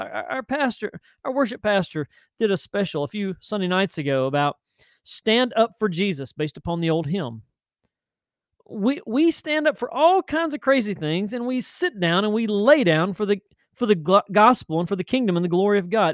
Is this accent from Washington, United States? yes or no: no; Tennessee, United States; now in Chesapeake, United States; I'm from Tennessee